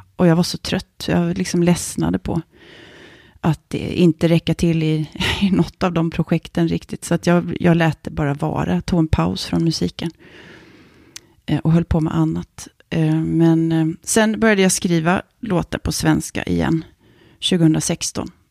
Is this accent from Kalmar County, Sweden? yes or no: yes; Kalmar, Kalmar County, Sweden; first language Swedish; moved away as an adult; also born or lived in Norrköping / Lund; Vi var först i Lindstad, där jag växte upp, som villaområde